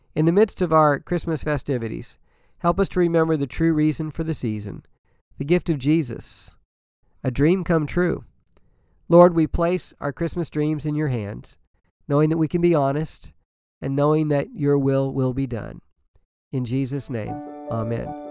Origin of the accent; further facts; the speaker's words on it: Danville, Illinois, United States; I grew up in Illinois, Danville, Illinois